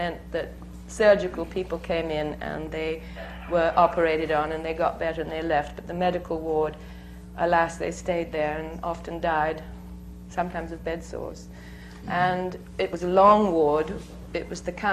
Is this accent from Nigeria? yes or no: no; Bognor Regis, South East England, United Kingdom; a small repertory company in my hometown of Bognor Regis, which is a small south coast town in England